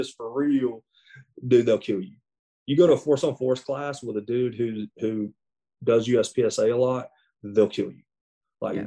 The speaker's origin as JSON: {"language": "English", "region": "the South", "country": "United States", "said": "I'm from the South."}